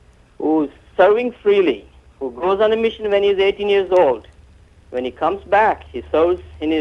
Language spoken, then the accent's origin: English; India; moved away as an adult; Because I'm from India